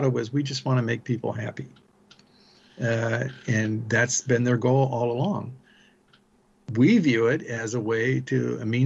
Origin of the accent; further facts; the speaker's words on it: South Bend, Indiana, United States; I grew up in South Bend, Indiana